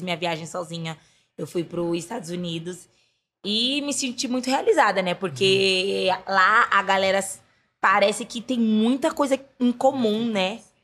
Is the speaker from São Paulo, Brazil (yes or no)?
yes; São Paulo, Brazil; Eu nasci na Zona Oeste, né? Nasci na uhum. Coab Raposo Tavares